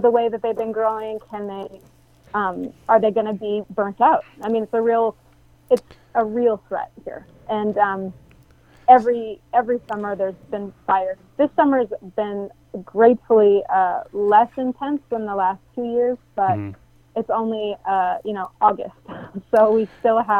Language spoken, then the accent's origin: English; Mendocino County, California, United States; I grew up in Mendocino County, and I grew up in the Emerald Triangle